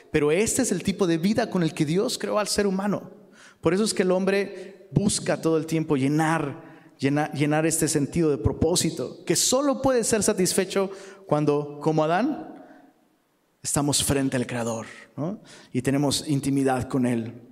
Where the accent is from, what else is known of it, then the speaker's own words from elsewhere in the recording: Mexico City, Mexico; Y vengo de, o sea, vengo de Ciudad de México, donde la, Ciudad de México es un bosque viviente, bro.